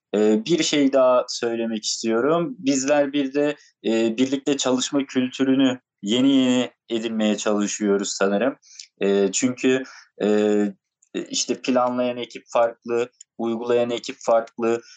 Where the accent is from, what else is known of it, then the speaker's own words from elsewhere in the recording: Antalya, Turkey; Antalyalı olarak o bölgede e, bizim de ilçe ve köylerimizde çok fazla taş ocakları var